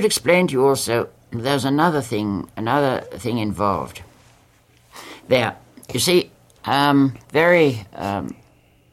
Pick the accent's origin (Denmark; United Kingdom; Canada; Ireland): United Kingdom; England; moved away as an adult; now in United States; I always think of myself as English.